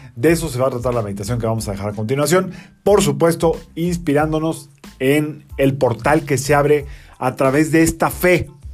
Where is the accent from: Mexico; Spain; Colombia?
Mexico; somos mexicanos y crecimos con esta influencia